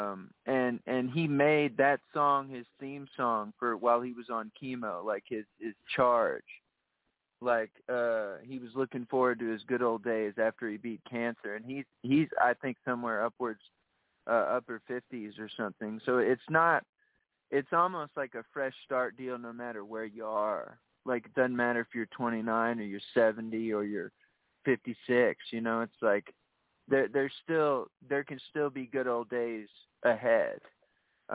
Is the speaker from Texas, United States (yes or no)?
yes; San Antonio, Texas, United States; moved away as an adult; We're both from Texas